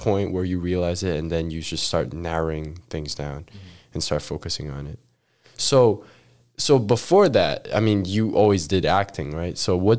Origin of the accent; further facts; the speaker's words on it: Macau; moved away; I have Macau passport.